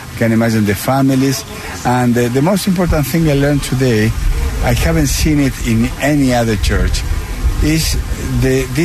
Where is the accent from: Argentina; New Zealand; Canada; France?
Argentina; Patagonia; moved away as an adult; now in Washington, D.C., United States; I grew up in the southern part of my country, in Patagonia